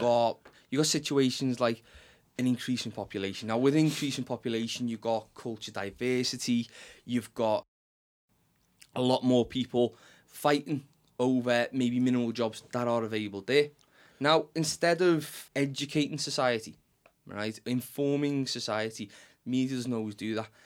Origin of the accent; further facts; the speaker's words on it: Liverpool, North West England, United Kingdom; accent: Scouse; the di-, dialect in which we speak, Scouse